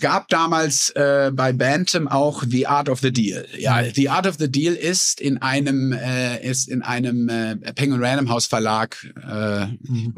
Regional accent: Sauerland, North Rhine-Westphalia, Germany; moved away as an adult; now in United States; Also ich bin ja in den 70er Jahren in einem gesunden sozialdemokratischen Haushalt im Sauerland groß geworden

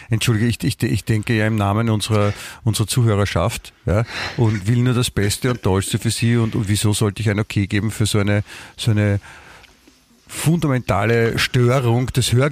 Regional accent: Germany; Ich, ich meine, ich bin Deutscher, ja?

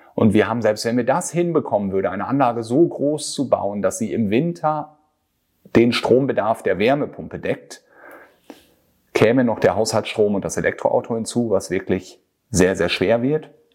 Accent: Germany; bei uns in Deutschland

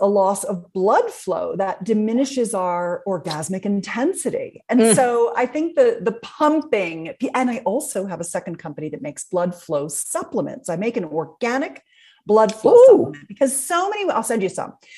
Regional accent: Philadelphia, Pennsylvania, United States; I'm from Philadelphia area as well

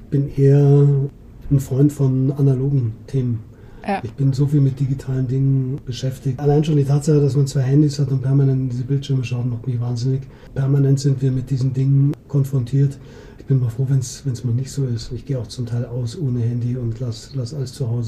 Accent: Munich, Bavaria, Germany; Du, ich bin Münchner, Münchner

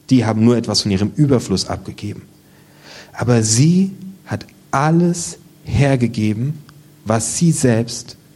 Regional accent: Germany; aber wir sind Deutsche und deswegen müssen wir schick aussehen

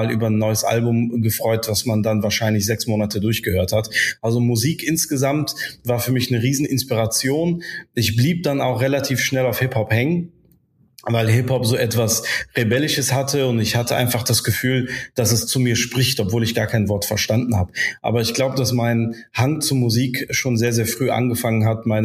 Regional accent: Bonn, North Rhine-Westphalia, Germany; German is a second language; also born or lived in Casablanca, Morocco; bin äh, gebürtiger Marokkaner in Casablanca geboren, bin dann als Baby in das schöne äh, Regierungsviertel nach Bad Godesberg bekommen äh, gekommen, weil meine Eltern äh, beruflich äh, da zu tun hatten. Und dann bin ich hier aufgewachsen

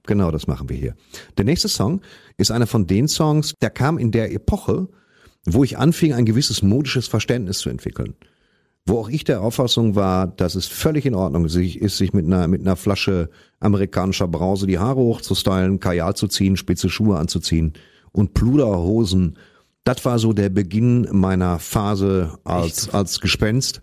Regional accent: West Germany, Germany; ich komme aus dem Westen

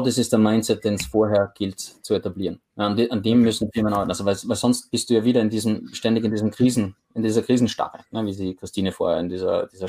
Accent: Graz, Styria, Austria; moved away as an adult; now in Oslo, Norway; aus meiner Heimatstadt in, in Graz, in Österreich

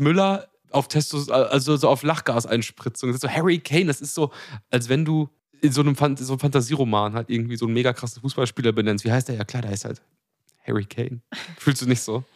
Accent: Germany; als Deutsche

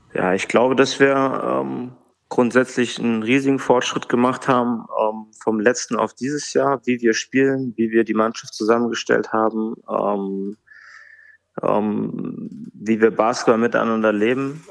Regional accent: Bad Hersfeld, Hesse, Germany; moved away as an adult; also born or lived in Bremerhaven / Hamburg; now in Frankfurt, Germany; in Bad Hersfeld, in meiner Heimatstadt

